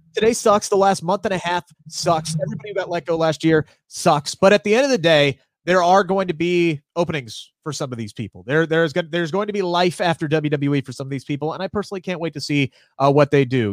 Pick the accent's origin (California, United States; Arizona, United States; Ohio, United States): Ohio, United States; Cincinnati; I'm from Cincinnati